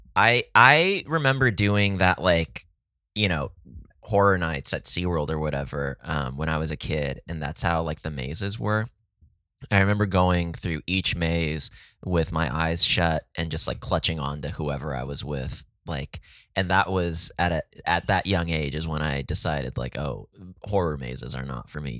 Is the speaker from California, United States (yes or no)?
yes; San Diego, California, United States; Oh, it's San Diego.